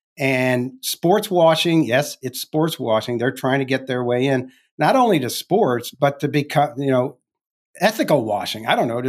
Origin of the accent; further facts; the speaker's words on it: St. Louis, Missouri, United States; I grew up in St. Louis. I know all about that.